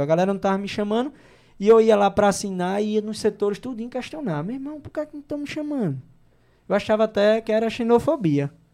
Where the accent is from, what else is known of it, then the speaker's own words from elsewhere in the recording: João Pessoa, Paraíba, Brazil; moved away as an adult; also born or lived in Mamanguape / Rio de Janeiro; sou da Paraíba